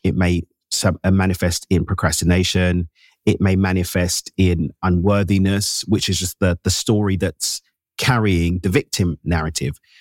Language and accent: English; London, United Kingdom; Born and raised in East London in the UK, my parents emigrated from Zimbabwe in Southern Africa in the late 70s